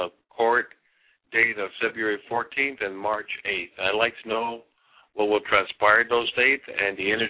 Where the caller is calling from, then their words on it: California, United States; I'm calling from California.